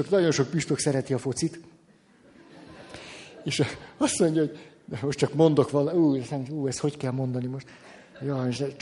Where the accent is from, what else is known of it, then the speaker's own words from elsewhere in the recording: Madrid, Community of Madrid, Spain; born there; Igen ám, de én Madridba születtem.